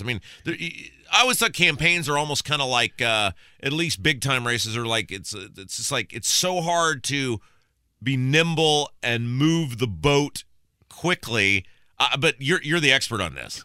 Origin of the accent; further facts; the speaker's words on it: Brownsburg, Indiana, United States; my hometown of Brownsburg